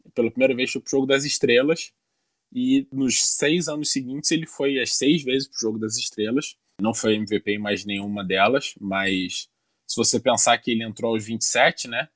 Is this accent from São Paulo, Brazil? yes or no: no; Niterói, Rio de Janeiro, Brazil; Niterói, minha cidade natal